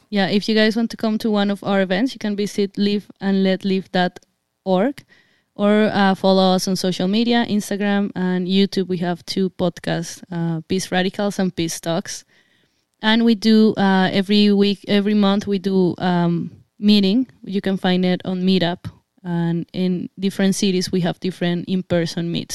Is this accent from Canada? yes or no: no; Colombia; moved away; I'm Colombian. I come from Latin America